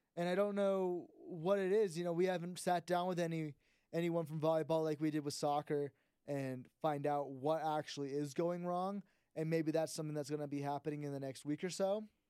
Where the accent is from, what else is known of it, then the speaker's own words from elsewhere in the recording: South Bay, California, United States; we're from the South Bay